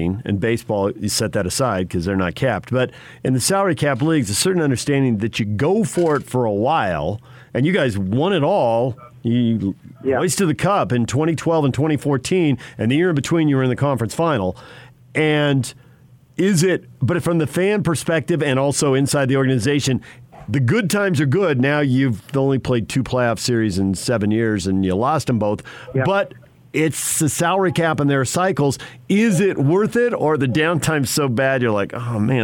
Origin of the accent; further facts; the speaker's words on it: San Diego, California, United States; moved away; I grew up in San Diego and lived in Southern California for a long time